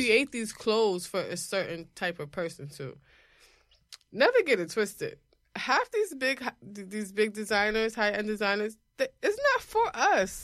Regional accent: New York, United States; as a New Yorker

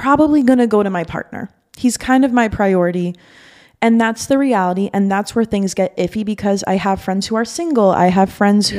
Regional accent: Miami, Florida, United States; also born or lived in Boston; I'm from Miami, was born and raised here

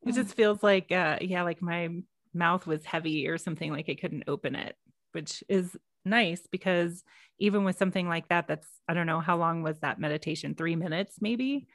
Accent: Texas, United States; I am from Texas

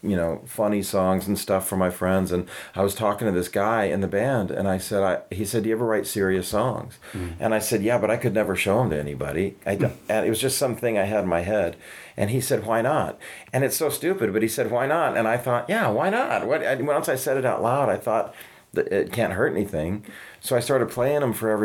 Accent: Santa Fe, New Mexico, United States; moved away as an adult; also born or lived in Los Angeles, California; now in Nashville, United States; I lived in Santa Fe all through high school.

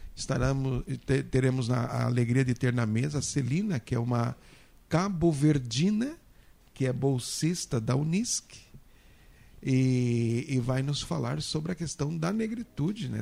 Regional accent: Mato Grosso, Brazil; sou de Mato Grosso

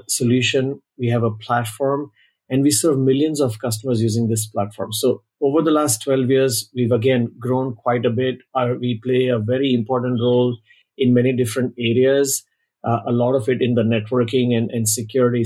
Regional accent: Mumbai, Maharashtra, India; moved away as an adult; now in Bay Area, United States; I was born in Mumbai, India, many years ago, and I'm based out of the Bay Area since around 2000, so 23 years locally

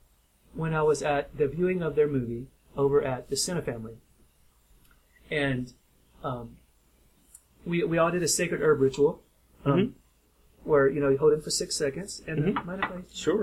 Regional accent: Kentucky, United States; my home state of Kentucky

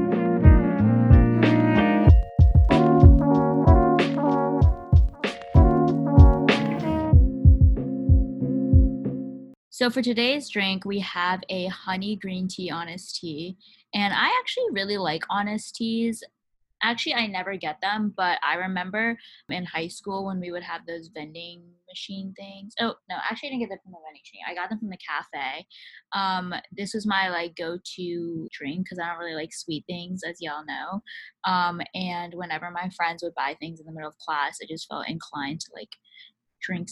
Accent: Georgia, United States; moved away; growing up in Georgia

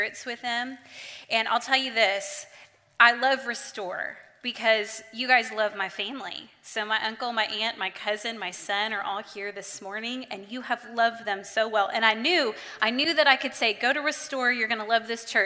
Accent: Dallas, Texas, United States; I'm from Dallas

